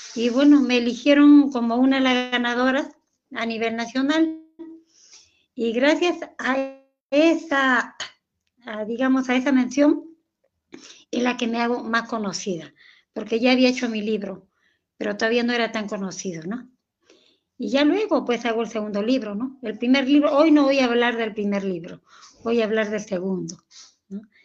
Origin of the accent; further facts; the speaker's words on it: Lima, Peru; yo soy de Lima, Perú